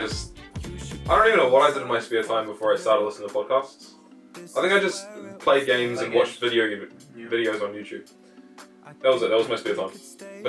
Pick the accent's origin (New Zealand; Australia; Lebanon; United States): New Zealand; we're from New Zealand.